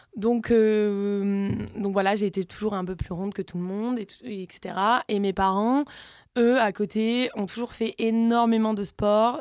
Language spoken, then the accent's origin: French; south of France, France; accent: southern; je viens du sud de la France